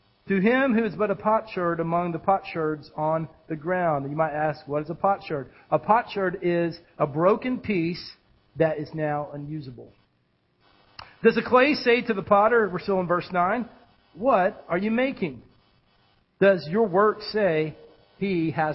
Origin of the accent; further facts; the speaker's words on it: United States; as a pastor and as an American